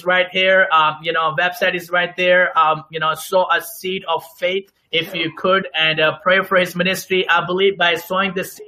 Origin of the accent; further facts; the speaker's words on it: Pakistan; moved away; I'm originally from Pakistan